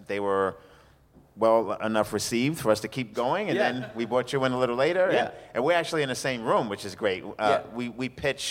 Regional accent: New York City, New York, United States; I'm from Brooklyn

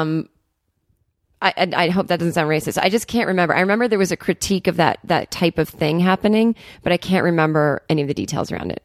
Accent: Needham, Massachusetts, United States; I'm from Needham, Massachusetts, which is a kind of a wealthy suburb

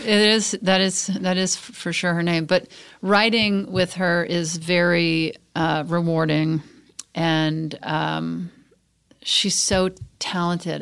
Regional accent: Mississippi, United States; also born or lived in Texas (outside Houston); now in Los Angeles, United States; I lived in Mississippi and Texas.

